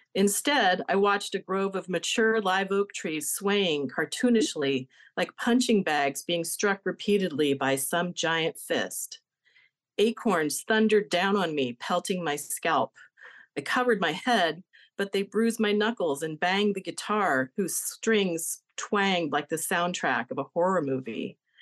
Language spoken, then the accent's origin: English; Denver, Colorado, United States; I was born in Denver in nineteen sixty-seven, placed in foster care when I was one day old, and adopted by another family three weeks later.